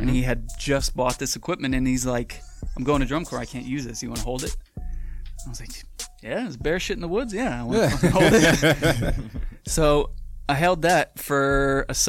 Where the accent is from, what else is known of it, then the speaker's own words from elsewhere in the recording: Manahawkin, New Jersey, United States; New Jersey. What part? Manahawkin is the name. It's the mainland of Long Beach Island.